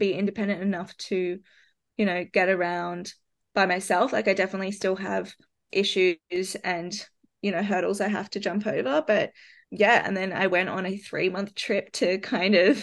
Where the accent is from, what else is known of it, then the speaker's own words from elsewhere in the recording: Australia; moved away as an adult; also born or lived in London; as an Australian